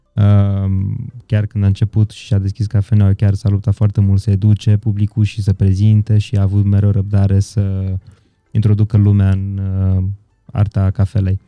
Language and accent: Romanian; Întorsura Buzăului, Covasna County, Romania; moved away; also born or lived in Brașov; Eu și Petru suntem de la întorsura Buzăului amândoi